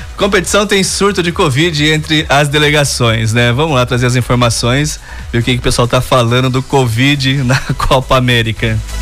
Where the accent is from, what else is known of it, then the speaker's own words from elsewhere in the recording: Brazil; eu sou brasileiro mesmo